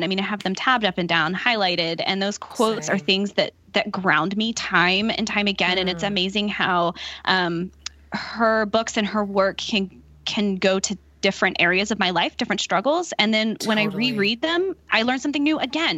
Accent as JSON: {"language": "English", "region": "Texas", "country": "United States", "tie": "born or raised there", "moved": "as an adult", "lives_now": "Pittsburgh, United States", "said": "I'm born and raised, I grew up in Texas."}